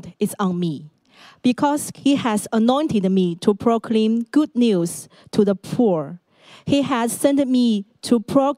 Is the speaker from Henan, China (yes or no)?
no; Shandong, China; English is a second language; moved away as an adult; now in Hong Kong; my hometown is in Shandong, a province in northern China.